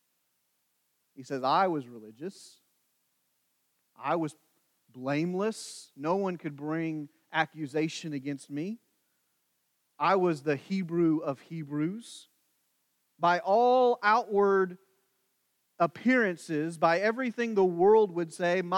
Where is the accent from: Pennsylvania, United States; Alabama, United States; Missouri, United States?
Missouri, United States; New London; also born or lived in Hannibal, Missouri; when I was growing up in Hannibal and New London, it depended on where I was and who I was speaking to, where I told them I was from